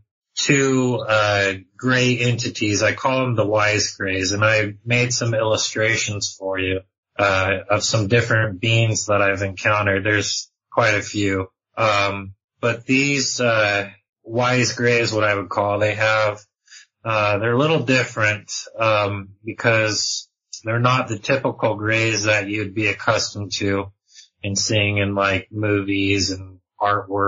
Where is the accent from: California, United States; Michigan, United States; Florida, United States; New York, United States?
California, United States; Southern; now in Utah, United States; I was born and raised in Southern California, and I currently reside in Utah now